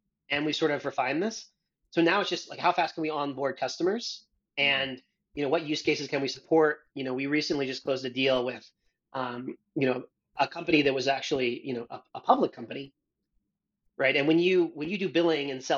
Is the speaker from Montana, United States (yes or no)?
yes; Missoula, Montana, United States; moved away as an adult; also born or lived in Australia; now in San Francisco, United States; in Montana, in my hometown